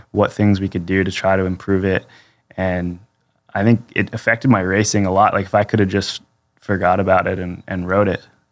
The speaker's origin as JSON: {"language": "English", "region": "Pennsylvania", "country": "United States", "said": "I'm from Pennsylvania"}